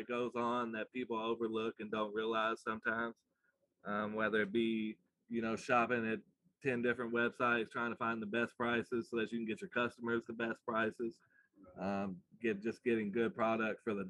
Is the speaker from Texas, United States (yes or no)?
no; Louisville, Kentucky, United States; moved away; also born or lived in South Carolina; growing up in Louisville, Kentucky